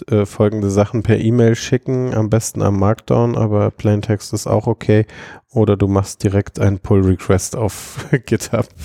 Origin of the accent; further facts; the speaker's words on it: Augsburg, Bavaria, Germany; now in Munich, Germany; ich bin ja ursprünglich aus Augsburg nach München gezogen